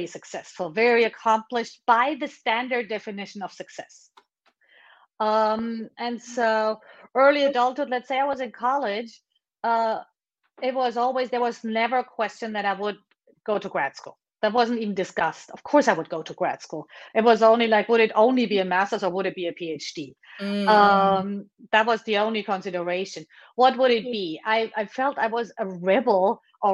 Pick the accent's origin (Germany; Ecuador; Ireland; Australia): Germany; moved away as an adult; now in United States; I was born and raised in Germany